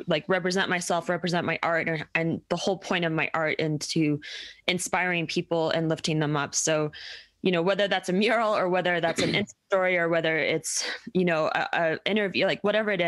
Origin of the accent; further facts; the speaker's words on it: Denver, Colorado, United States; I'm from Denver